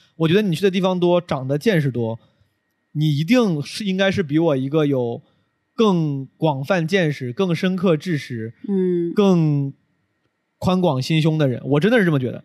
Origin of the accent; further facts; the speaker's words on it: Henan, China; moved away; 有我老乡， 有很多五 多 十岁的 很多河南人，然后还还是我老家的